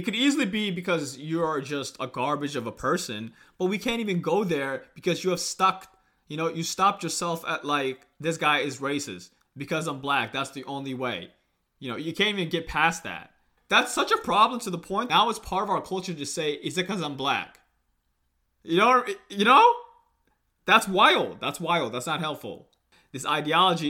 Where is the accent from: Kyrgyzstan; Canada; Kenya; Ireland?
Kenya; now in United States; I was born in Kenya and I came here, you know, so I am technically African American because I'm an American citizen now